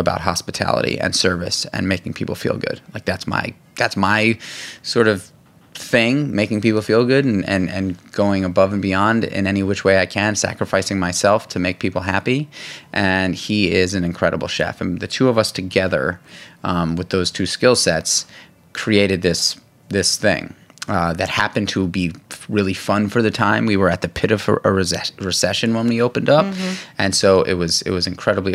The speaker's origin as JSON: {"language": "English", "town": "New York City", "region": "New York", "country": "United States", "tie": "born or raised there", "said": "growing up in New York City"}